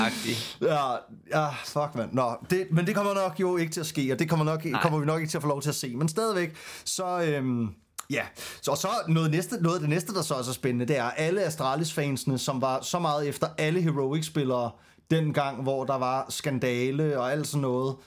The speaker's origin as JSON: {"language": "Danish", "country": "Denmark", "said": "for os som danskere"}